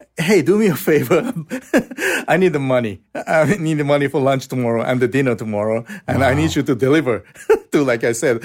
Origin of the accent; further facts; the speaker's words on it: Osaka, Japan; So we had nowhere to go. So we went south to my hometown.